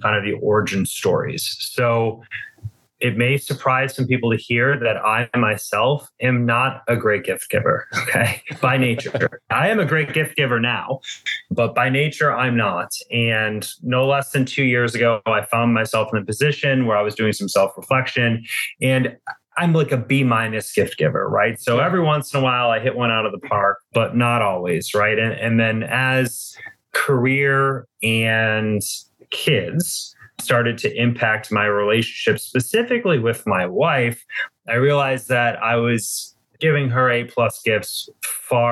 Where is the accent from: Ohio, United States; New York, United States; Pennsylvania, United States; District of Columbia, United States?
Ohio, United States; Cleveland; I am based in my hometown of Cleveland, Ohio.